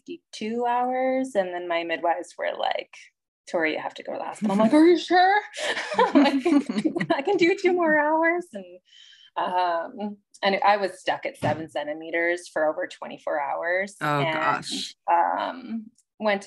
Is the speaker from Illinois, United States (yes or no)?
yes; Chicago, Illinois, United States; moved away as an adult; also born or lived in Oregon; now in St. Louis, United States; I'm actually from Chicago